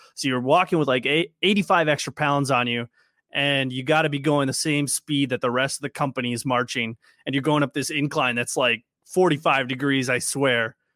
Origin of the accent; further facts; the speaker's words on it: Minnesota, United States; I'm from Minnesota